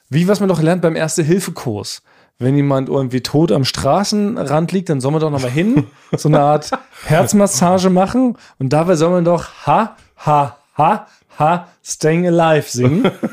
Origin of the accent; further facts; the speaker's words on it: Northern Germany, Germany; als Norddeutscher ist es, glaub ich, verbrieft. Bei der Geburt bekommen wir so einen Zettel in die Hand